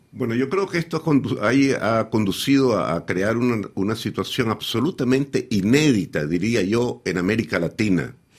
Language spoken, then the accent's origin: Spanish; Nicaragua; no soy nicaragüense